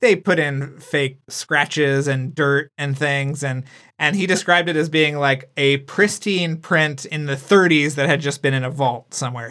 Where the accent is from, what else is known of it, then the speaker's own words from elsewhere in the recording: San Antonio, Texas, United States; like me, was, grew up in San Antonio, Texas